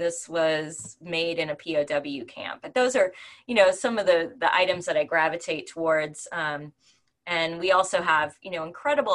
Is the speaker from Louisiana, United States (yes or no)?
yes; New Orleans, Louisiana, United States; the museum is in my hometown.